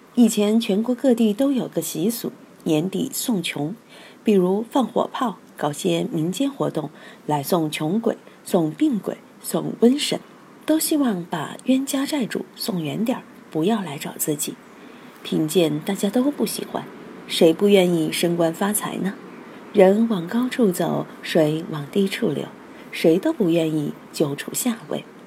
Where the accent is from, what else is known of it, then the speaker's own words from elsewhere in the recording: Sichuan, China; 我们四川人却是味道不重就吃不下饭